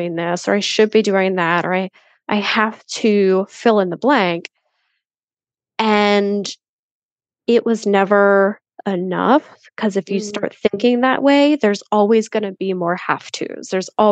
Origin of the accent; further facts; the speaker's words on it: Philadelphia, Pennsylvania, United States; moved away as an adult; also born or lived in Austin, Texas; I grew up in Philly suburb, lived in Philly my whole life